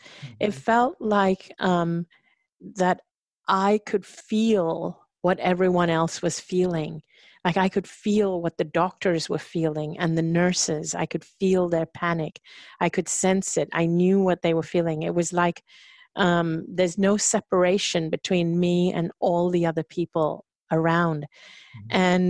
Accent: India; I think it was part of my upbringing, my conditioning as an Indian woman, that, you know, and if you're kind of brought up to serve other people and be subservient.

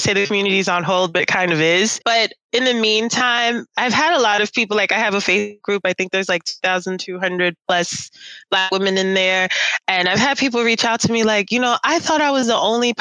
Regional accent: New York City, New York, United States; now in Germany; I'm from New York City.

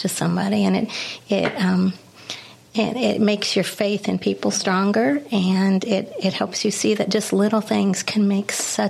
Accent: Illinois, United States; We've lived all over the United States when I was little. I grew up in Illinois in a cornfield town, little tiny town.

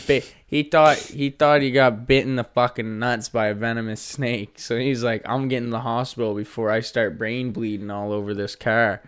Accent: Nova Scotia, Canada; moved away; I am from Nova Scotia.

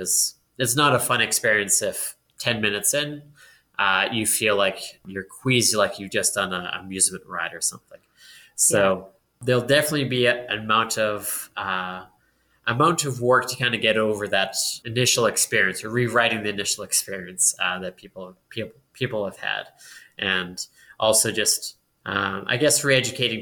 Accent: Edmonton, Alberta, Canada; I'm born and raised in Edmonton.

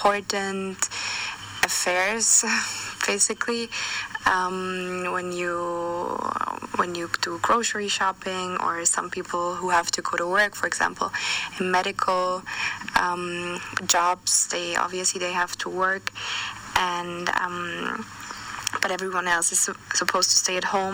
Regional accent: Austria; my home country in Austria

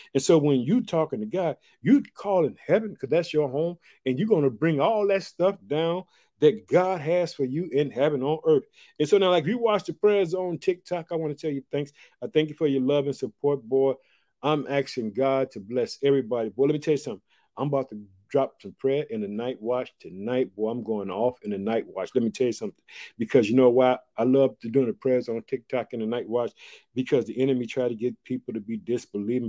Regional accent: Illinois, United States; also born or lived in Chicago; the state of Illinois. It's my home state. I reside in the city of Chicago in the state of Illinois.

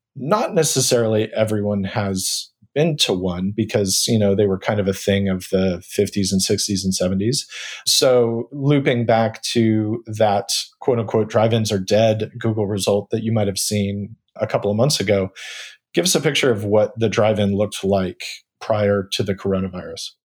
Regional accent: Northern California, United States; moved away; also born or lived in Atlanta; I grew up in Northern California, you know, when I was in elementary school

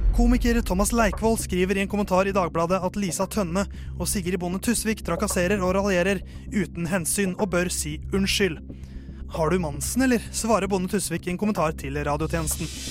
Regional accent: Norway; jeg er jo norsk

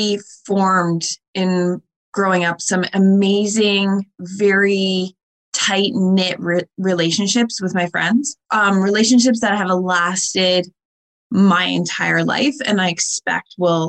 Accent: Windsor, Ontario, Canada; growing up in Windsor

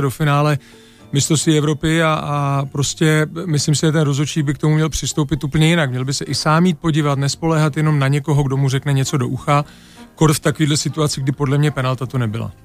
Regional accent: Czechia; moved away as an adult; also born or lived in England / Germany; se vždycky vrátíme prostě jako do Čech zpátky hmm. domů

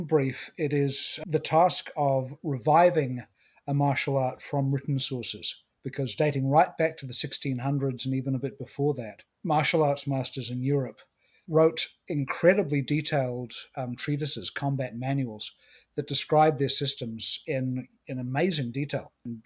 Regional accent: New Zealand; moved away; The reason I have a weird accent is I come from New Zealand originally

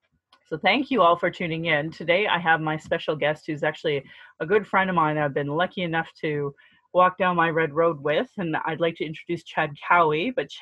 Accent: Calgary, Alberta, Canada; I was born in Calgary, or in Blackfoot Mokinstis

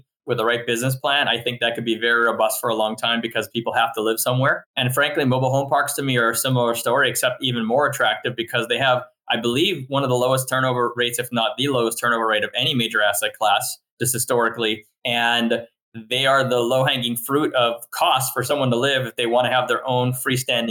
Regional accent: Montreal, Quebec, Canada; now in United States; I'm originally from Montreal and I kind of spent half my life growing up there and then moved here

